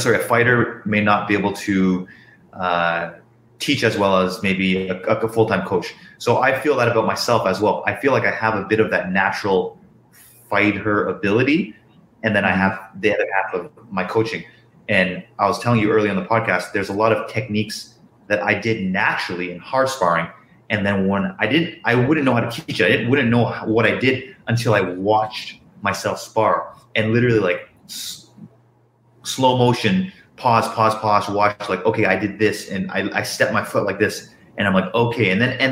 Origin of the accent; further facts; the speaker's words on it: Canada; I was born in Canada